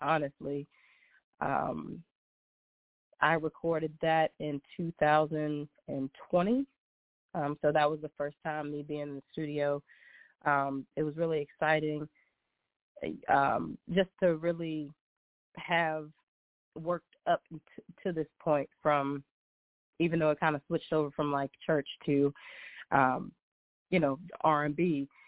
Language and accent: English; Brookneal, Virginia, United States; I am born and raised small town in Virginia. It's called Brookneal